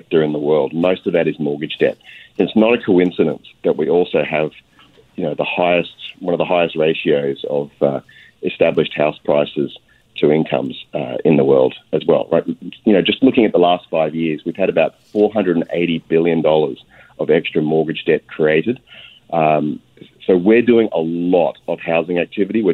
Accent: Australia; now in Canada; You can probably tell from my accent, I hail from overseas, from Australia

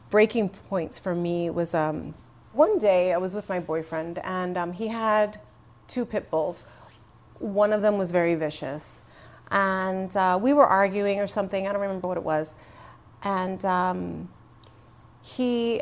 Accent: New York City, New York, United States; first language English; I really was growing up in the Bronx

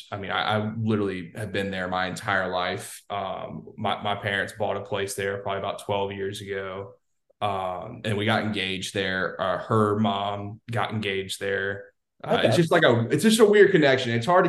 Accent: Baton Rouge, Louisiana, United States; We're both from Baton Rouge

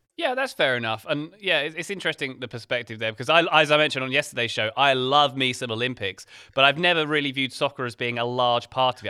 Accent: England, United Kingdom; as an English person

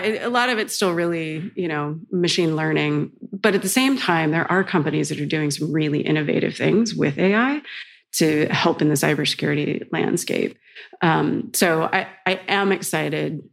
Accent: United States; moved away as an adult; now in Amsterdam, Netherlands; as an American

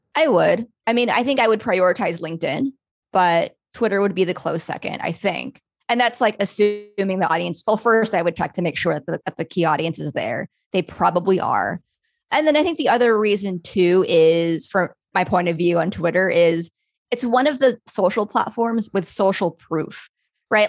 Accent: Los Angeles, California, United States; my hometown, Los Angeles

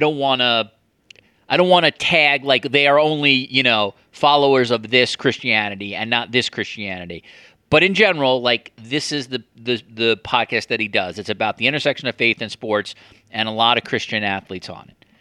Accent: United States; moved away as an adult; now in Canada; since I moved to Canada, and I, I have a little bit of an outsider perspective now as an American in another country

